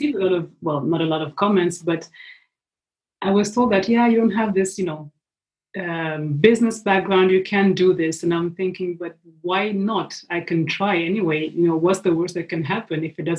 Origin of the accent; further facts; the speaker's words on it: Switzerland; English is a second language; also born or lived in Burundi / Kenya; so I was born in East Africa, in Burundi. Mm-hmm. And my family lived for several years in Kenya. So we spent almost 10 years in Kenya and then we moved to Switzerland.